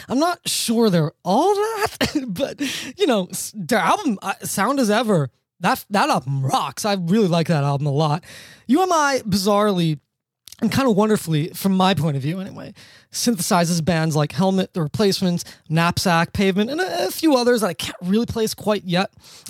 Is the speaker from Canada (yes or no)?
no; Australia; I'm an Australian. There's actually a lot of Italian. There's a lot of paisans in Australia.